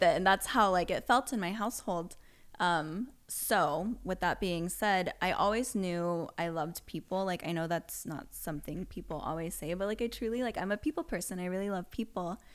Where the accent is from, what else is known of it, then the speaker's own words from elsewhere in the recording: Las Vegas, Nevada, United States; moved away as an adult; now in Los Angeles, United States; I grew up in Vegas. So, our backyard was just a giant, like, desert